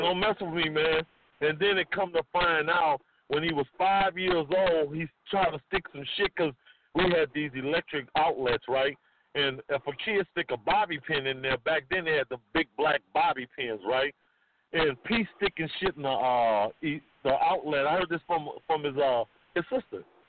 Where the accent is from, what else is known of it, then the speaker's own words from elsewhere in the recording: New Orleans, Louisiana, United States; moved away as an adult; also born or lived in Richmond, California; me and Master P, you gotta understand, we are from New Orleans, Louisiana, right? We still got these accents